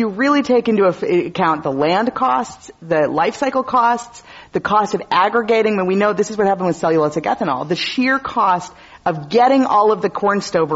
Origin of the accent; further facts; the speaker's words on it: Wisconsin, United States; now in California, United States; my home state. So I'm always happy to talk about Wisconsin